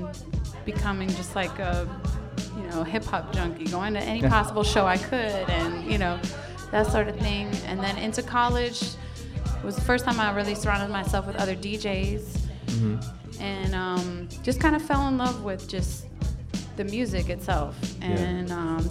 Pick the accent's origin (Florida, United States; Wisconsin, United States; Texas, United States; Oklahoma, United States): Wisconsin, United States; I was born in the Midwest. I was originally from Wisconsin.